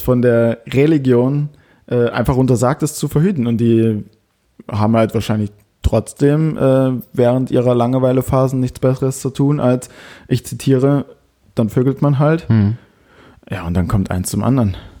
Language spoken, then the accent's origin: German; Germany; bei uns in Deutschland